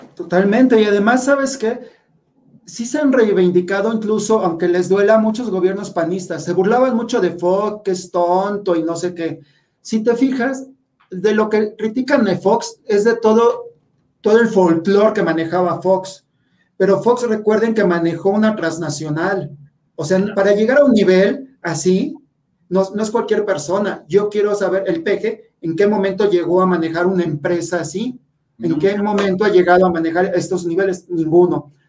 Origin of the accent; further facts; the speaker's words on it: Mexico; todos los mexicanos estamos todos miedosos